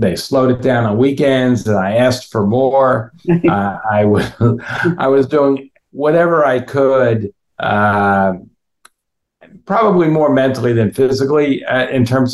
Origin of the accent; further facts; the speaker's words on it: West Orange, New Jersey, United States; moved away; West Orange, New Jersey, right, which is coincidentally also where I grew up